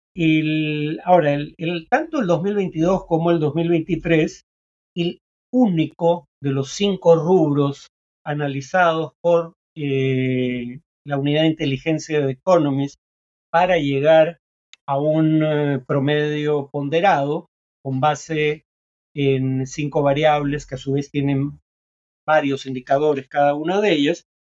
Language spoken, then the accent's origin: Spanish; Peru